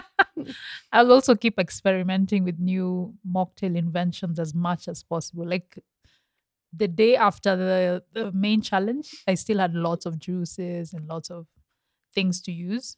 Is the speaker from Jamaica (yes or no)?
no; Kenya; I'm very Kenyan